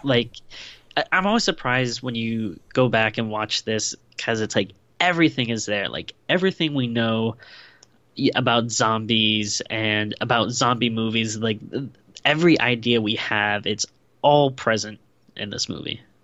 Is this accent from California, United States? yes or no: no; Rhode Island, United States; also born or lived in Western Pennsylvania (Latrobe); I lived in Rhode Island most of my life, but I, I was born in Western Pennsylvania